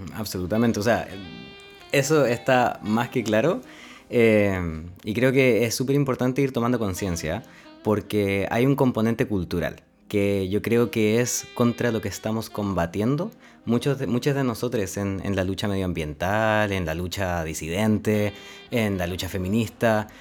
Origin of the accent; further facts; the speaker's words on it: Linares, Maule, Chile; now in Valdivia, Chile; soy oriundo de Linares, nací en la ciudad de Linares, en la región del Maule